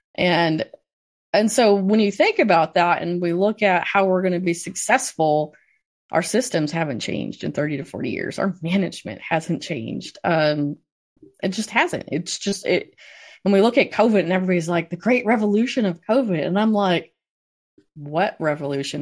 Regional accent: Cass County, Southwest Michigan, United States; I grew up in Southwest Michigan on a mixed crop and swine operation

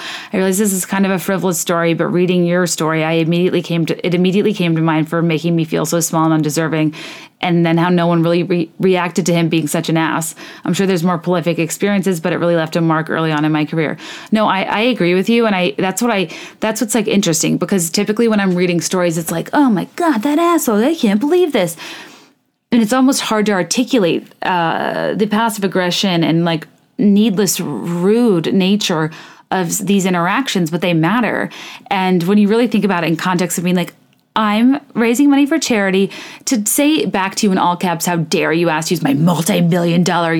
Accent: Annapolis, Maryland, United States; Another note, I grew up in Annapolis, Maryland, acutely acquainted with boats, yachts, and their value, generally treating sailing with reverence because it was all over my city.

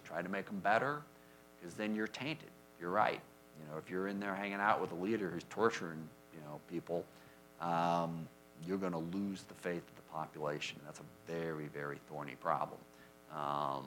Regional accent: SeaTac, Washington, United States; I grew up in SeaTac in South King County

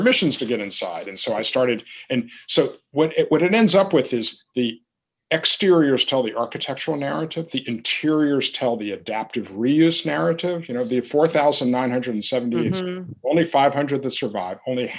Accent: the South, United States; First of all, the thing to me, as a Southerner, the essence of Kristen Berry's work is this idea that there is history in the this vernacular language of the rural Southern landscape.

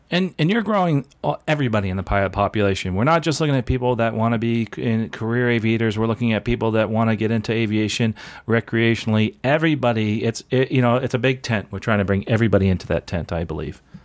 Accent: New Jersey, United States; now in Florida, United States; where I grew up in New Jersey

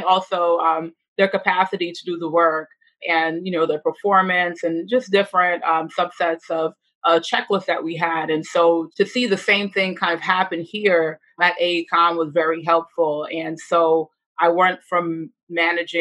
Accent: New York City, New York, United States; I am from the Bronx. I'm from the Northeast Bronx.

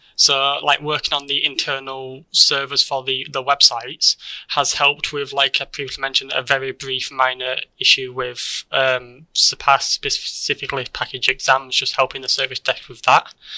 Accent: Keighley, Yorkshire and the Humber, United Kingdom; I born and raised in Keighley

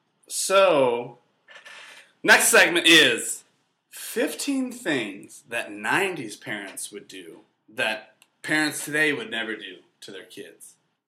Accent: North Carolina, United States; I'm from North Carolina

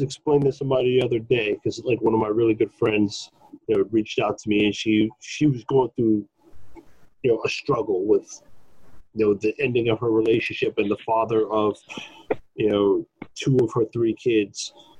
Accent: New York City, New York, United States; growing up in Brooklyn. Growing up in hood-ass Brooklyn

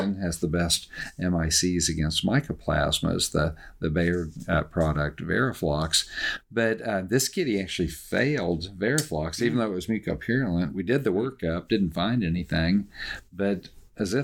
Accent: Oklahoma, United States; I'm from Oklahoma

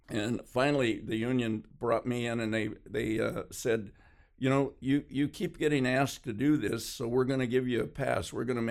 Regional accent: Hollywood, California, United States; born there; I was born in Hollywood, California.

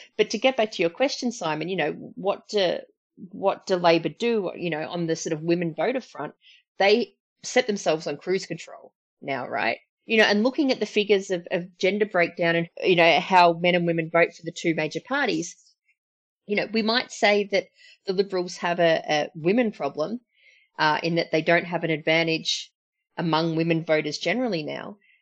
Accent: Berwick, Victoria, Australia; I'm from Berwick

